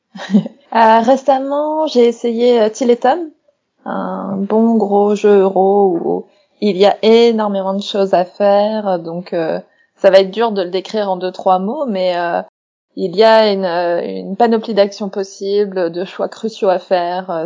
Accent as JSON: {"language": "French", "town": "Strasbourg", "region": "Grand Est", "country": "France", "tie": "born or raised there", "moved": "yes", "said": "Strasbourg dedans et c'est ma ville natale"}